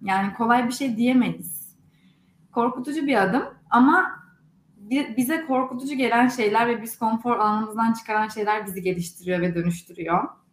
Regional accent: Istanbul, Turkey; moved away as an adult; also born or lived in Durham, North Carolina, United States; now in Silicon Valley, United States

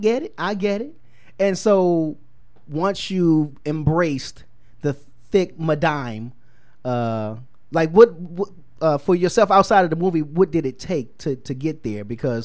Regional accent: the North, United States; I'm from North

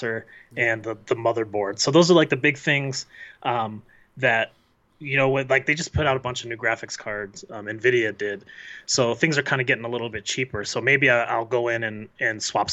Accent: Colorado, United States; We grew up in Colorado together

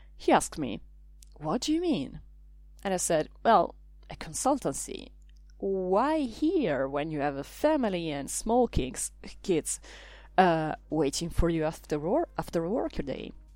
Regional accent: Italy; now in Brussels, Belgium; I come from Italy. I live in Brussels

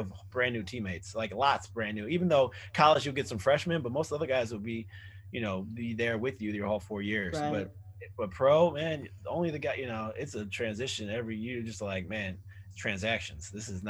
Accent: Solon, Ohio, United States; moved away as an adult; also born or lived in Los Angeles, United States; all the guys that I grew up with in Solon.

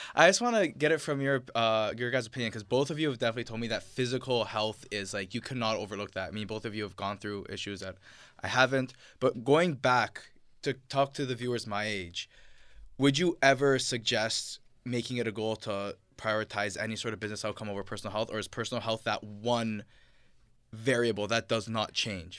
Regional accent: Ontario, Canada; I am Canadian. At the end of the day, I was born here. My parents were born here

